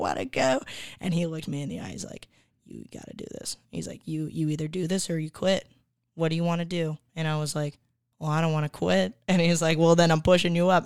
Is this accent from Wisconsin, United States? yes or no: yes; Appleton, Wisconsin, United States; now in Austin, United States; when I grew up there, it was, it was a medium to smaller town